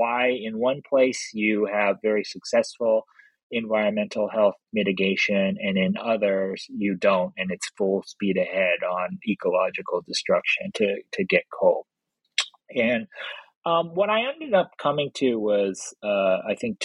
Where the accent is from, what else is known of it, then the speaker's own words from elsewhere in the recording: Los Angeles, California, United States; moved away; also born or lived in Philadelphia; I grew up in Los Angeles